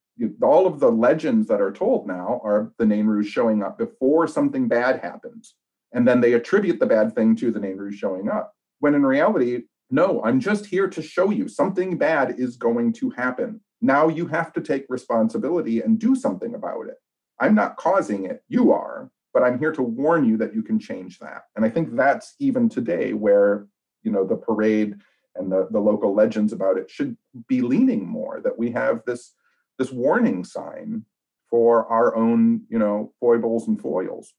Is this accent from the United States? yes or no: yes; Royal Oak, Michigan, United States; I'm born and raised in Royal Oak, which is about eleven miles outside the city of Detroit